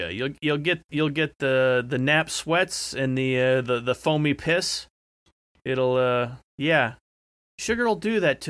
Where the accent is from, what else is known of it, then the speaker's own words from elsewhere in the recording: the Carolinas, United States; also born or lived in Michigan; this is a side effect of me being a Carolinian